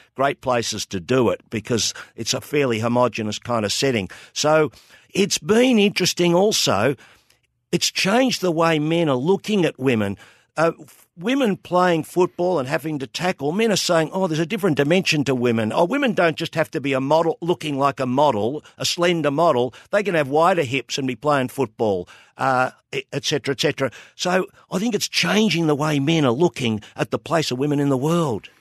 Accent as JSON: {"language": "English", "town": "Melbourne", "region": "Victoria", "country": "Australia", "tie": "born or raised there", "said": "I grew up in North Coburg, twenty-six Shaw Grove, just north of Pentridge Prison"}